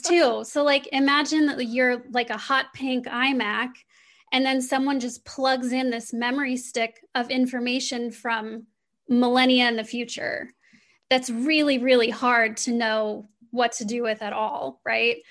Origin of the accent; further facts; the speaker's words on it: Midwestern United States, United States; I grew up in the Midwestern United States.